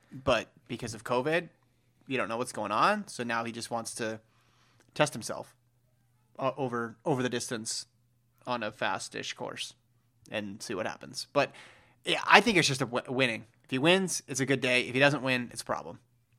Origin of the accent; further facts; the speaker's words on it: California, United States; I will start with my home state of California.